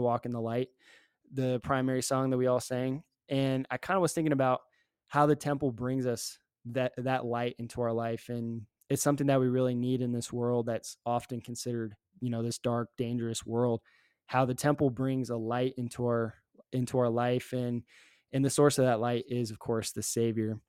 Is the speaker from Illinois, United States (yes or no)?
no; Richmond, Virginia, United States; now in Provo, United States; I had an advantage growing up in Virginia